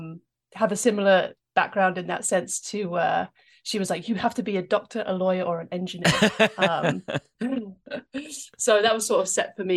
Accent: London, United Kingdom; accent: English; moved away as an adult; now in United States; Yeah, I've been in the US now for, I think, 12 or 13 years, so I'm losing the accent, sadly. But I grew up in England. I lived there until I was 18.

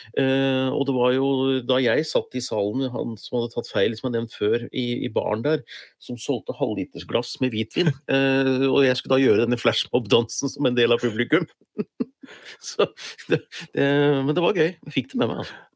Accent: Gjøvik, Innlandet, Norway; jeg kom jo fra Hunndalen

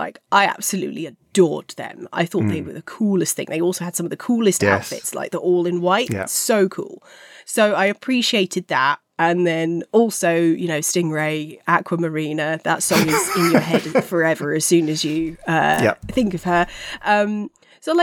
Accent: London, United Kingdom; I grew up in Fulham. Fulham's our local team

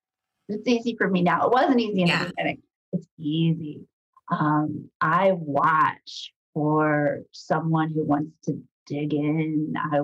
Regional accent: Midwest, United States; knowing you're a Midwesterner, I'm a Midwesterner. We all know how to roll up our sleeves. We all know how to work. I grew up in a small town.

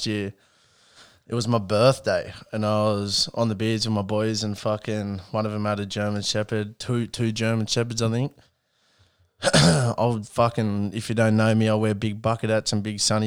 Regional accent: New South Wales, Australia; Grew up in 2291, brother, in the... lucky enough to grow up in the burbs

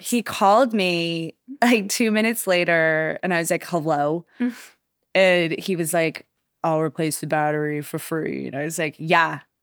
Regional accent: Wichita, Kansas, United States; now in Charleston, United States; I'm originally from Kansas. I moved to Charleston in like 2014

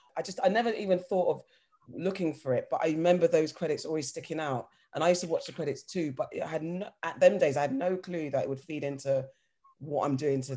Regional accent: London, United Kingdom; moved away; I'm originally a Southie, but I moved to West. Growing up in South, from Battersea

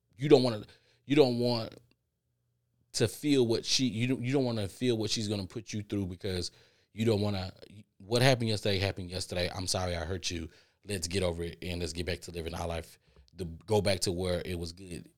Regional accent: Texas, United States; I'm from Texas

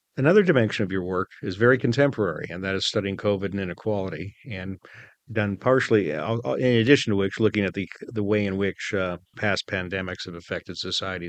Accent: United States; as an American

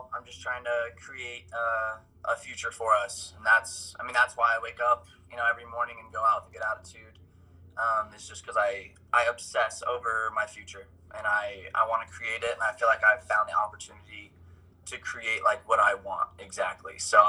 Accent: Midway, Utah, United States; So I'm 24. I'm from Midway, Utah. I've done door-to-door since I got off my mission in 2017. I did a year in Texas.

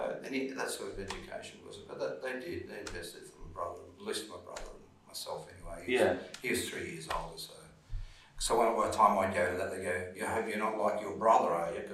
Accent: Sydney, New South Wales, Australia; moved away; Or Parramatta, Dundas, is that the other. Sort of grew up there, was sort of a suburban boy.

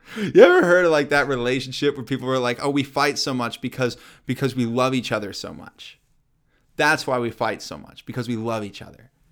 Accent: Kansas City, United States; I grew up in Kansas City

